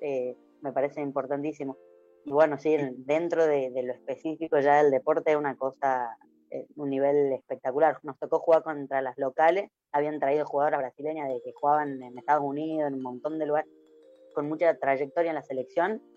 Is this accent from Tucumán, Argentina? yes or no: yes; Tucumán, Argentina; moved away; fuera de, Tucumán